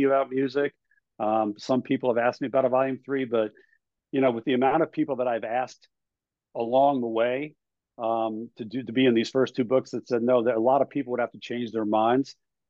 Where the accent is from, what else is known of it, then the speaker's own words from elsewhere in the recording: New York, United States; I grew up in New York